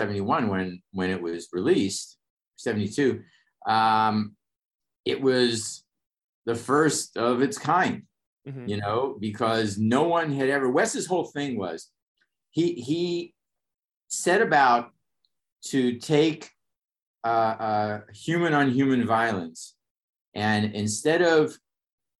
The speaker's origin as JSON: {"language": "English", "town": "Pittsburgh", "region": "Pennsylvania", "country": "United States", "tie": "born or raised there", "moved": "as an adult", "said": "I got sent back to my hometown, Pittsburgh, Pennsylvania"}